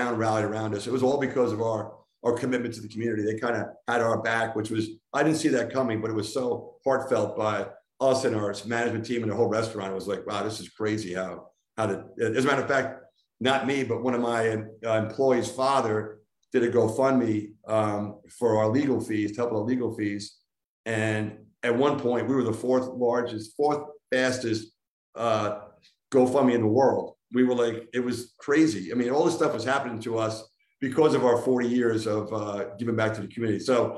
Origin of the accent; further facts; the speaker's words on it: Long Island, New York, United States; moved away as an adult; now in Salem, Virginia, United States; I didn't do too much moving. If you told me when I was a freshman from Long Island, you'd be the rest of your life, pal.